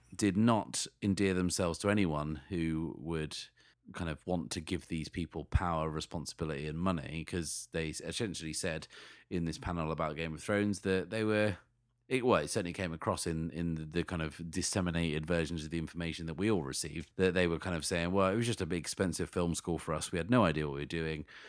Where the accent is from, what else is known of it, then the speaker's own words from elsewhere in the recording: Sheffield, Yorkshire and the Humber, United Kingdom; my hometown of Sheffield